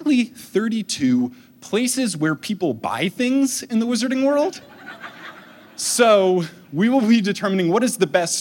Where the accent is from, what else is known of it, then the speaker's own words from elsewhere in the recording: New Jersey, United States; moved away; I grew up in New Jersey